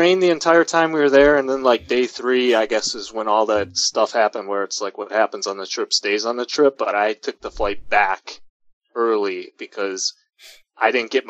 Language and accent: English; Oak Lawn, Illinois, United States; the town I grew up in Oak Lawn